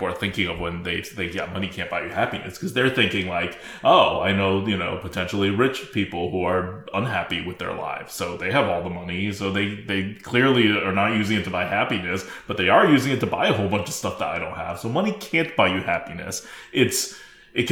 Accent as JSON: {"language": "English", "country": "United States", "said": "I'm an American"}